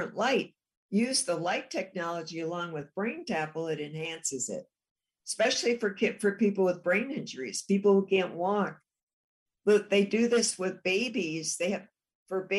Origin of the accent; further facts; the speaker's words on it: Chicago, Illinois, United States; I'm from Chicago